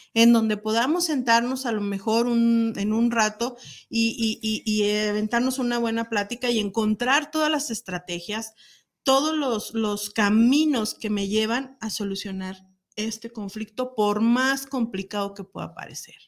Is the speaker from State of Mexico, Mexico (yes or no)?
no; Guadalajara, Jalisco, Mexico; nosotros que somos de Guadalajara